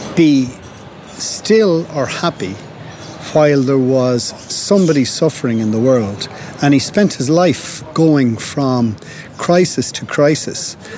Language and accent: English; Galway, Connacht, Ireland; born or raised there; also born or lived in London